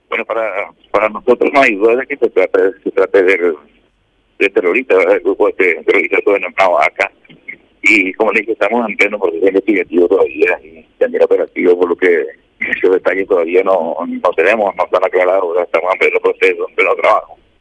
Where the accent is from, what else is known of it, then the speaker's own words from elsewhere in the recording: Paraguay; como todo paraguayo